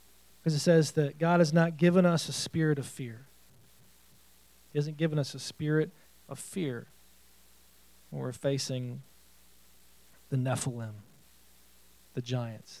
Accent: New York, United States; I'm a New Yorker

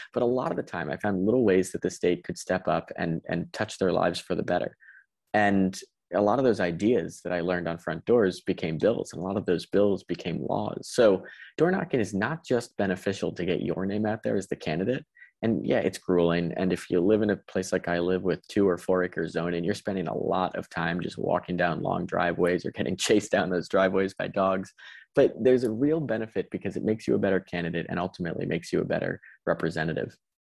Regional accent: Connecticut, United States; in my hometown

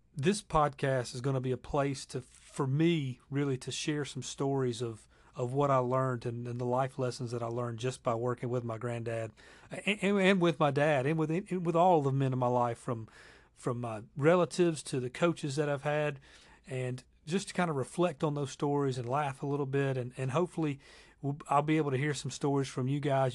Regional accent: Lawrenceville, Georgia, United States; my hometown of Lawrenceville, Georgia.

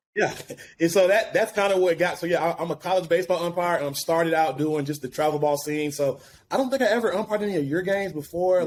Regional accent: Alabaster, Alabama, United States; moved away as an adult; also born or lived in Birmingham, Alabama; now in Atlanta, United States; originally from Birmingham, actually, um, my hometown, Alabaster, Alabama.

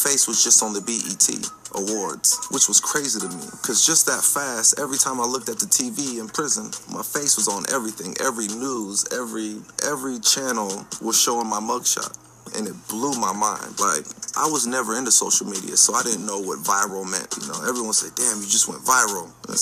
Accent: Vacaville, California, United States; I'm from Vacaville. I'm from Vacaville, California. Everyone thinks I'm from Stockton, but I'm from Vacaville, California.

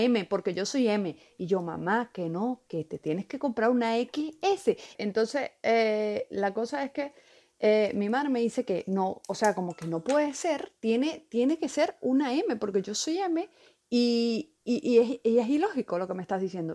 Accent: Valencia, Carabobo, Venezuela; moved away; soy de aquí, de, Valencia, aquí, yo nací aquí

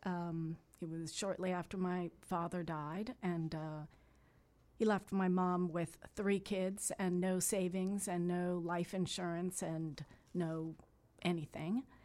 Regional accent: Miami, Florida, United States; born and raised in Miami. I was born at Jackson Memorial Hospital. I grew up a couple blocks from the Flagler dog track.

